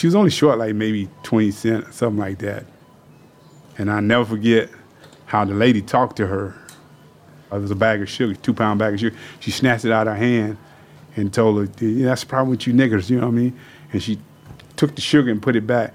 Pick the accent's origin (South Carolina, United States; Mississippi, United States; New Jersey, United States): South Carolina, United States; growing up in South Carolina